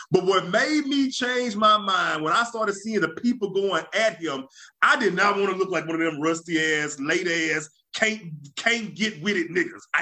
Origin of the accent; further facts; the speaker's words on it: Louisiana, United States; being growing up in Louisiana, you know, what people a lot of people don't realize.